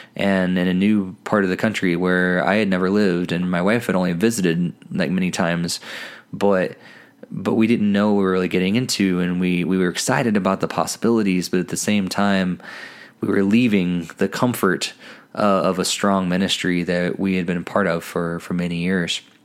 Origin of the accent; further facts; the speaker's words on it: Southern Illinois, United States; moved away as an adult; also born or lived in New England; now in Colorado, United States; growing up in the Bible Belt in, in Southern Illinois.